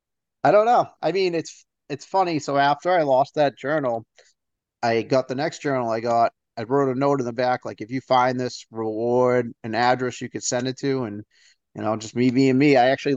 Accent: Northeast, United States; I'm from the Northeast, so we can be a little tough up here, I guess the word could be

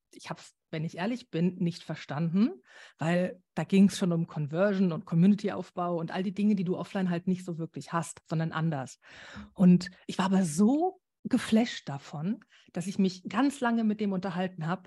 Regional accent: Germany; bei uns in Deutschland

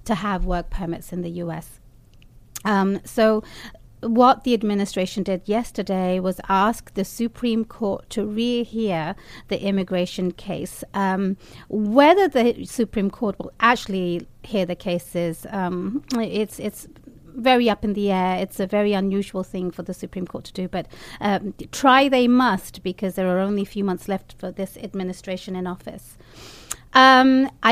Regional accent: United Kingdom; now in United States; as a Brit

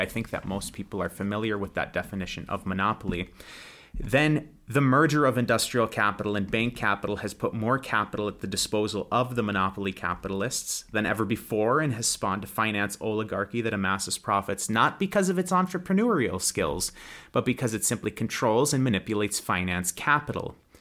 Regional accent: United States; moved away as an adult; now in Russia; I'm an American that lives in Russia

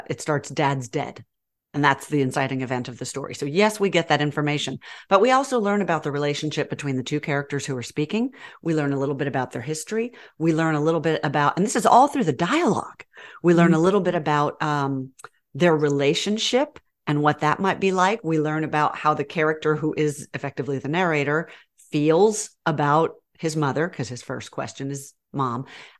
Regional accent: Texas, United States; also born or lived in Birmingham; Y'all know I grew up in Texas, but then I was transplanted to Birmingham.

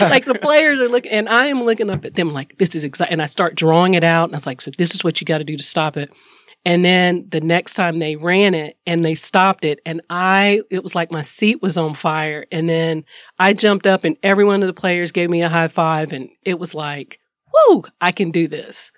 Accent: High Point, North Carolina, United States; moved away as an adult; also born or lived in Columbia, Missouri; I am a girl from High Point, North Carolina that has lived her best life

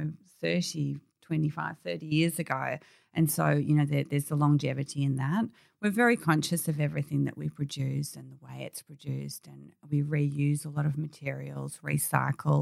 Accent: Warrandyte, Victoria, Australia; we grew up in Warrantine and we just sort of down to earth girls

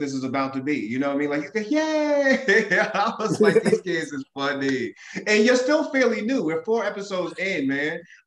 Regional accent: Boston, Massachusetts, United States; I'm from Boston

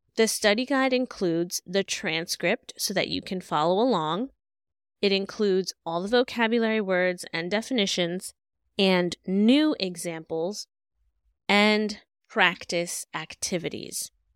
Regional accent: New York City, New York, United States; I was born and raised in Brooklyn

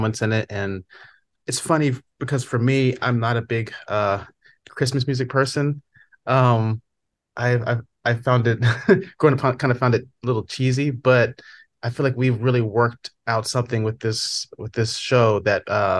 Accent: Charlotte, North Carolina, United States; I'm from Charlotte, North Carolina.

